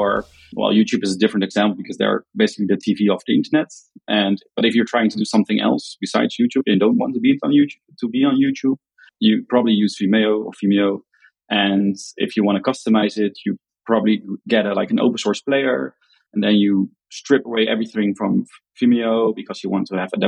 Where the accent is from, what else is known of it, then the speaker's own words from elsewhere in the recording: Netherlands; accent: Dutch; English is a second language; I'm from the Netherlands.